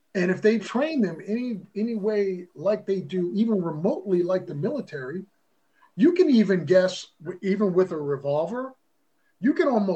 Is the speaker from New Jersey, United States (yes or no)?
yes; Atco, New Jersey, United States; also born or lived in Philadelphia, Pennsylvania; South Jersey. We moved from Philadelphia because my mother especially wanted the Catholic schools.